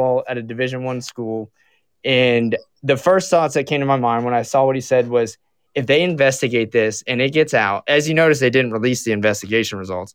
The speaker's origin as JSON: {"language": "English", "region": "Southwest Florida", "country": "United States", "tie": "born or raised there", "moved": "yes", "said": "I'm originally from Southwest Florida, where the Seminoles actually reside. Like, the Seminole culture is big in the area that I grew up"}